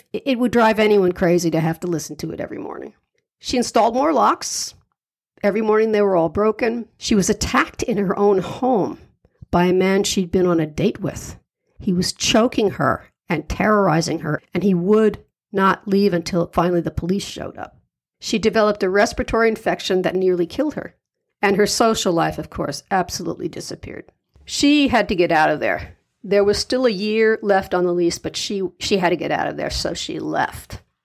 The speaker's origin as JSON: {"language": "English", "town": "New York City", "region": "New York", "country": "United States", "said": "I'm a New Yorker myself"}